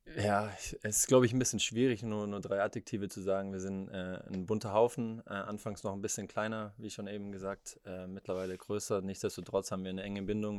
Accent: Leonberg, Baden-Württemberg, Germany; ich bin ein Stuttgarter Junge, ich bin eigentlich in, in Leonberg, was jetzt ein Vorort ist, eine Viertelstunde, 20 Minuten weg von hier, bin ich aufgewachsen

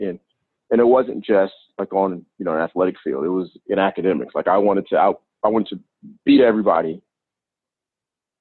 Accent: Inglewood, California, United States; I grew up in Los Angeles, California, more specifically in Inglewood.

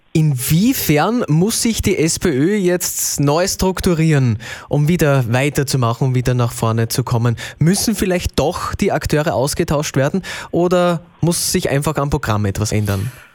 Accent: Austria; bei uns in Österreich

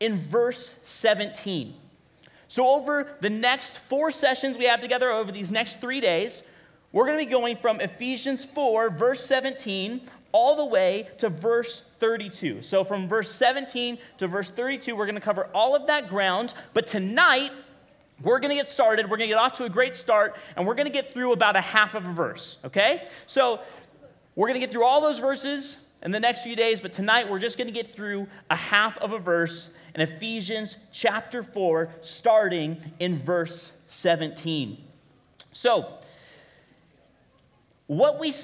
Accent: Bakersfield, California, United States; now in Kingsburg, United States; I grew up in Bakersfield

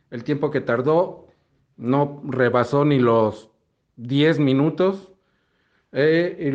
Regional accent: Mexico; soy del país de México.

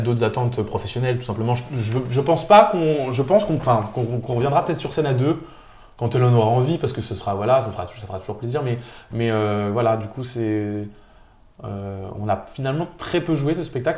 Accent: Nancy, Grand Est, France; je suis de Nancy. Je suis né euh, à Nancy.

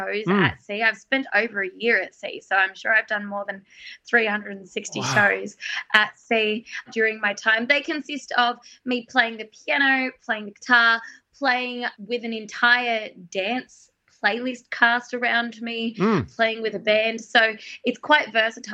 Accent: Australia; My Aussiness was coming through

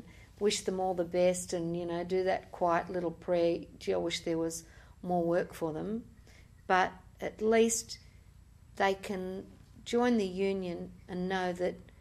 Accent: Australia; we're Australian in Australia

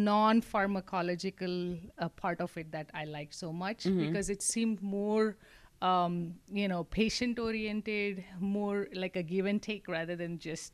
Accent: Mumbai, Maharashtra, India; moved away as an adult; also born or lived in Mangalore, India; now in Corpus Christi, United States; So Mangalore is where we are originally from. Okay. But I was raised in Mumbai.

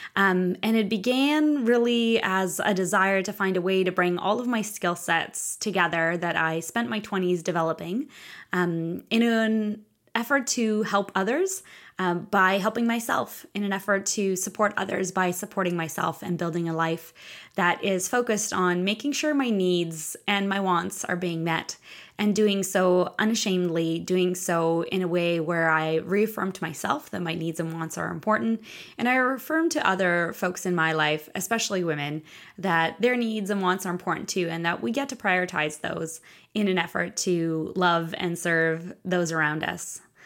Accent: Moscow, Russia; moved away; I grew up in Russia, in Moscow

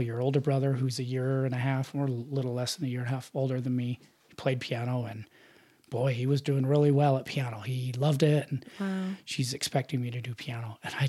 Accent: Salt Lake City, Utah, United States; Uh-huh. Born and raised in Salt Lake.

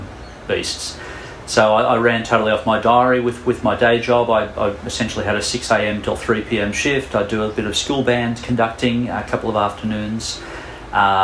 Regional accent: Sydney, New South Wales, Australia; I'm from Sydney. I live in Kingsgrove

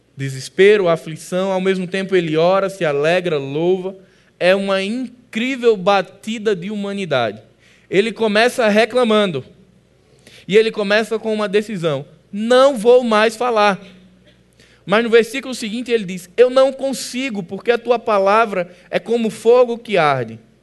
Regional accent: Northeast Region, Brazil; Como bons nordestinos

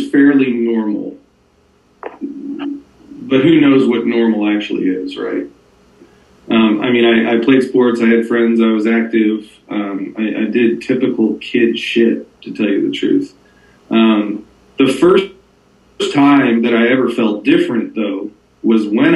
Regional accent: Northern New Jersey, United States; I grew up in Northern New Jersey

